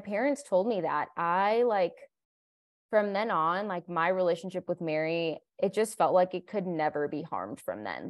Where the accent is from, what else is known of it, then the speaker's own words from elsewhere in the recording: Colombia; moved away; I was born in Colombia, South America, my whole family is Colombian